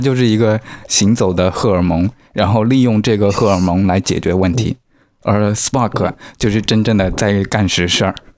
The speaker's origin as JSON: {"language": "Chinese", "country": "China", "said": "我们中国人多啊"}